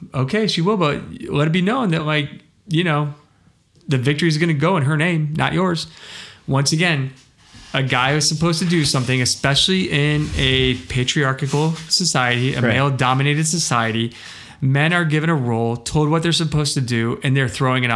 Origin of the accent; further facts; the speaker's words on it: United States; I am an American and only read English